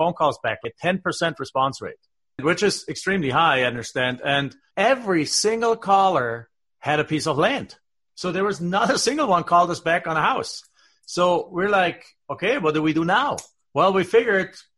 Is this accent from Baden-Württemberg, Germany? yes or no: yes; south of Stuttgart, Baden-Württemberg, Germany; now in United States; I'm from the southwest, south of Stuttgart. There's a big lake called Bodensee